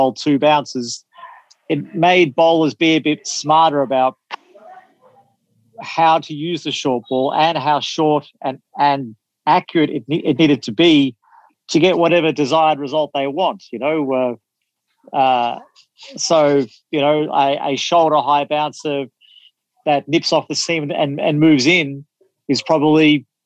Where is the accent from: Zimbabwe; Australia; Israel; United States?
Australia; as an Australian viewer